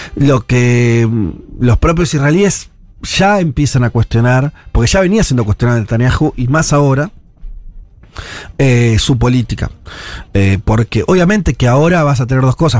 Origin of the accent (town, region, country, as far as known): Argentina